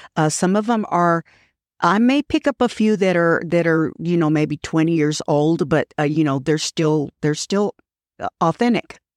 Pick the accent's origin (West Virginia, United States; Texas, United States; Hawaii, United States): Texas, United States; Fort Worth; I was born and raised here